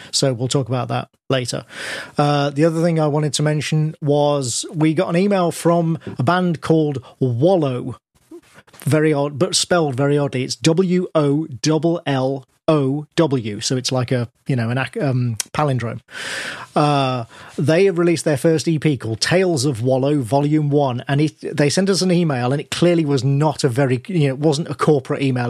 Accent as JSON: {"language": "English", "town": "Birmingham", "region": "West Midlands", "country": "United Kingdom", "tie": "born or raised there", "said": "I was born in Birmingham, I'm from the Midlands myself."}